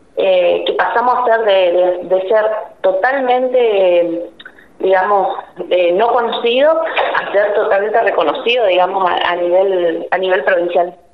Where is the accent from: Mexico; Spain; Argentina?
Argentina; Leandro N. Alem, Misiones; also born or lived in Posadas / Campo Ramón; Yo soy de Leandro de Nalén, que está a 24 kilómetros